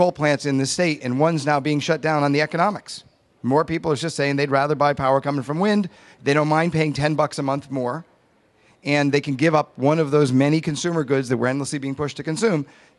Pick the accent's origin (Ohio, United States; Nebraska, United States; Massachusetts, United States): Massachusetts, United States; I'm from Massachusetts.